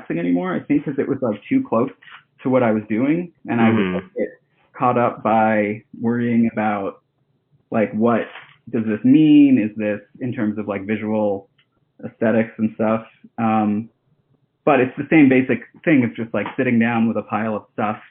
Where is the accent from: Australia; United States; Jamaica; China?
United States; Hawaii; also born or lived in Japan; I grew up in Hawaii, and before that lived in Japan as a really little kid